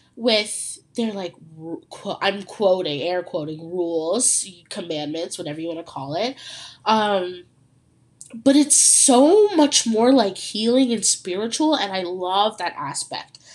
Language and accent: English; Ontario, Canada; I'm from Ontario, Canada